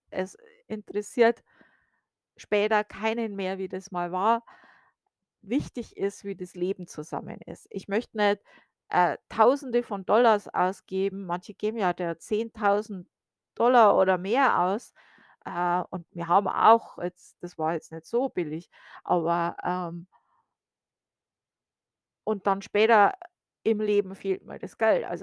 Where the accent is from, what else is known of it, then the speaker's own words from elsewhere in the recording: Bavaria, Germany; now in United States; Also zumindest wo ich aufgewachsen bin in Bayern, war das noch üblich.